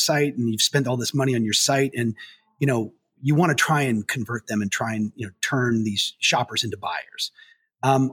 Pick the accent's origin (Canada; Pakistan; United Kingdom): Canada; moved away as an adult; also born or lived in Waterloo, Ontario; now in United States; I am Canadian, but I'm also American. So I moved down here about 20 years ago now.